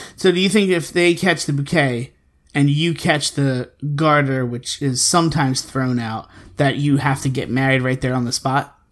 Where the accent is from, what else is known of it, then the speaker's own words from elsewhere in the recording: Philadelphia, Pennsylvania, United States; I'm from Philly